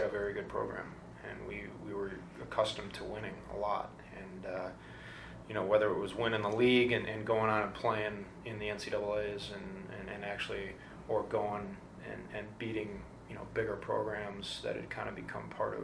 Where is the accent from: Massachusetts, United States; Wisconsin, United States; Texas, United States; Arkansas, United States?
Wisconsin, United States; the Midwest; moved away; I came from the Midwest